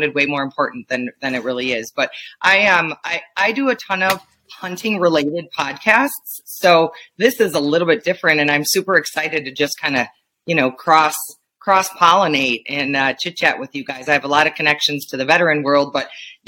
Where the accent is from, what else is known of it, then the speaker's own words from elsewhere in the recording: Wisconsin, United States; now in Montana, United States; You probably hear it in my voice. I'm from Wisconsin